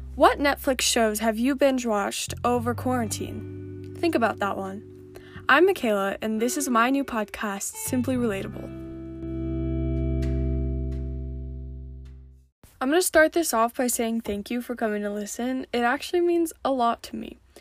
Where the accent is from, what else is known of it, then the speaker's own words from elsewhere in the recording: Montana, United States; growing up in Montana, and just being a kid